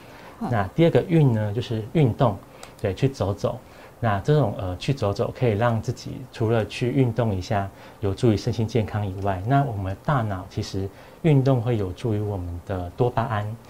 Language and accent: Chinese; Taiwan; 我讲这对对我们台湾人蛮重要，